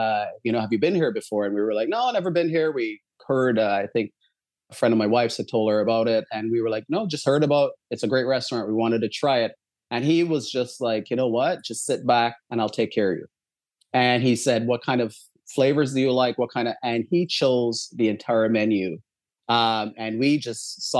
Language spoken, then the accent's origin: English; Barbados; moved away; as I was growing up in Barbados, there was probably a 2-minute walk from my house